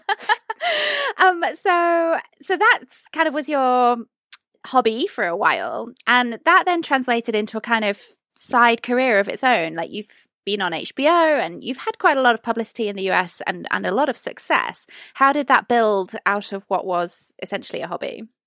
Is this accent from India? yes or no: no; United Kingdom; as a British person